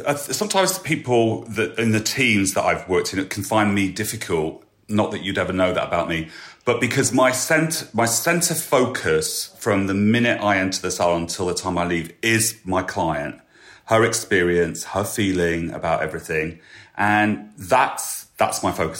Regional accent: Lincoln, East Midlands, United Kingdom; my hometown of Lincoln

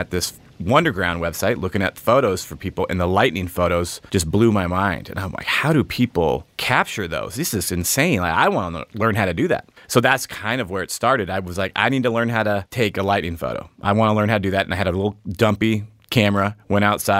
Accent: Arizona, United States; I grew up here, born and raised in Arizona.

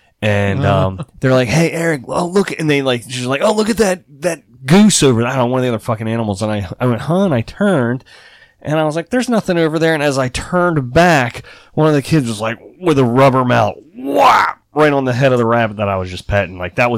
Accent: Iowa, United States; moved away; I grew up in Iowa. Neighbors were all farmers.

